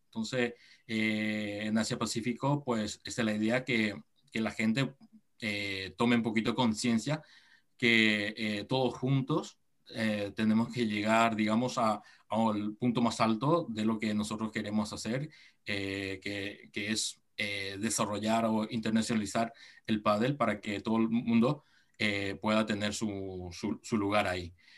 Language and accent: Spanish; Encarnación, Itapúa, Paraguay; accent: sudamericano; moved away as an adult; now in Japan; yo tengo sangre japonesa, mis padres son ambos japoneses, pero yo nací en Paraguay, en Encarnación. Eh, ahí sí, este, nací, crecí allí